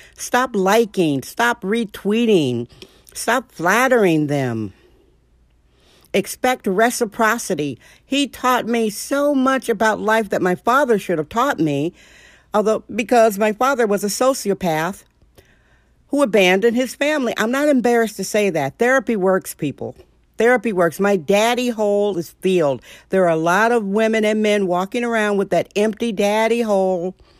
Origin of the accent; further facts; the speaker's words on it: Milwaukee, Wisconsin, United States; I'm a gung-ho chick, born and raised in Milwaukee, Wisconsin